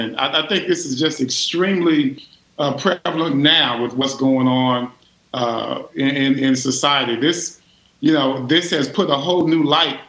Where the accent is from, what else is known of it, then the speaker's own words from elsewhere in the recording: Richardson, Texas, United States; I had to go to that Black college experience after growing up in Richardson